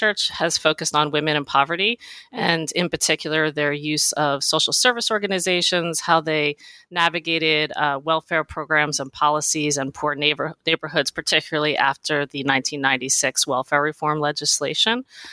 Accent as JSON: {"language": "English", "region": "New Jersey", "country": "United States", "tie": "born or raised there", "said": "I grew up in New Jersey and South Jersey"}